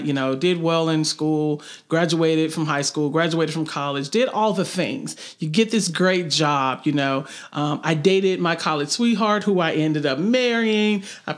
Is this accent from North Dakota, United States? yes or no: no; Memphis, Tennessee, United States; moved away as an adult; now in Chattanooga, United States; I'm not a Chattanooga native. I'm actually from Memphis, but I've been in Chattanooga for roughly 15 plus years.